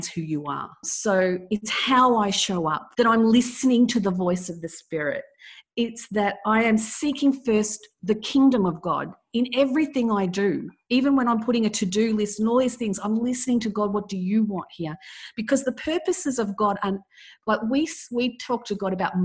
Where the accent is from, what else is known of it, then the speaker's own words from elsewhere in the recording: Melbourne, Victoria, Australia; I was born in Melbourne, Australia.